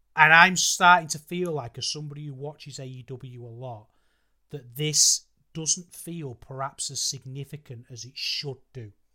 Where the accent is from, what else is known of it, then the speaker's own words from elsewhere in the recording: United Kingdom; as a British fan